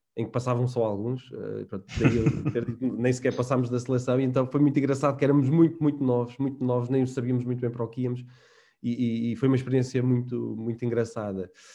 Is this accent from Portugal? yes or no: yes; Manteigas, Centro, Portugal; moved away as an adult; also born or lived in Guarda; now in Lisbon, Portugal; fui nascido e criado em Manteigas, na Serra da Estrela, portanto, o típico serrano